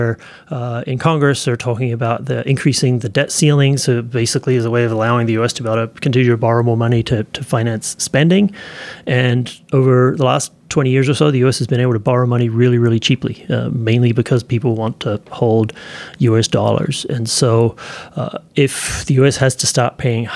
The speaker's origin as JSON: {"language": "English", "country": "New Zealand", "tie": "born or raised there", "moved": "yes", "lives_now": "United States", "said": "When I was a kid growing up in New Zealand"}